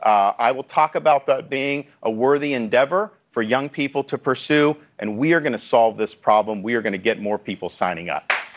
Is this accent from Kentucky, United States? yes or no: no; Florida, United States; my home state of Florida